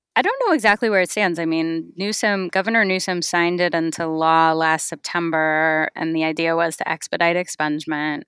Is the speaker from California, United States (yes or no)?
yes; California, United States; I grew up in California